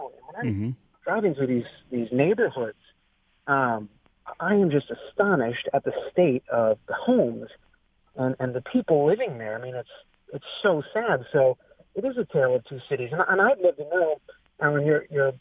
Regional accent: Oakland County, Michigan, United States; moved away as an adult; also born or lived in East Coast; now in Grosse Pointe, United States; I grew up in Oakland County, went to college here in Michigan.

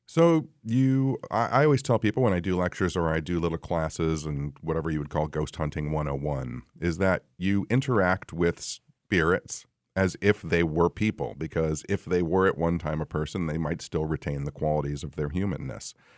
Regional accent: Royal Oak, Michigan, United States; I'm from Royal Oak

